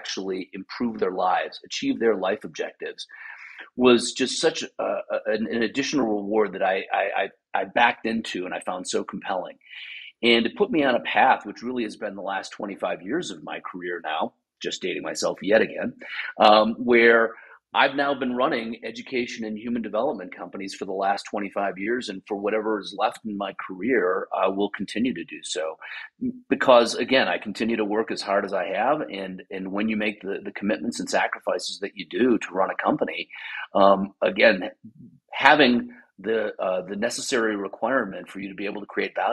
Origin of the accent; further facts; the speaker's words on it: Wisconsin, United States; I grew up in Wisconsin.